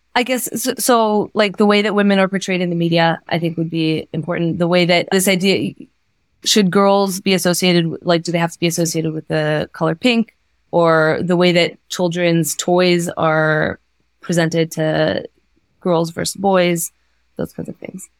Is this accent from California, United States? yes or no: yes; San Diego, California, United States; moved away as an adult; now in Israel; So I grew up in California, in San Diego, California.